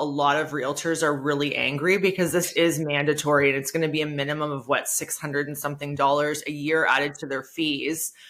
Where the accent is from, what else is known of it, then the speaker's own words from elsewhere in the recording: Niagara Falls, Ontario, Canada; I know my business is Hamilton-based, but I grew up in Niagara Falls